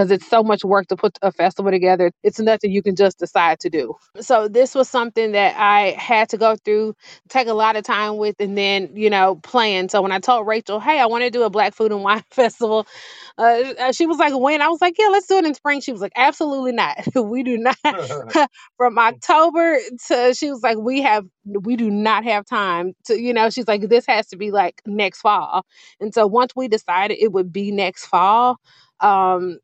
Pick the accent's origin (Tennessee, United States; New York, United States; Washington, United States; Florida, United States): Tennessee, United States; Memphis; now in Charlotte, United States; We grew up in Memphis